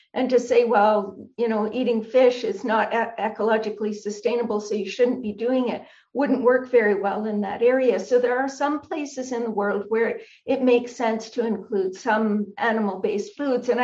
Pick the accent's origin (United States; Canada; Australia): Canada; I'm a Canadian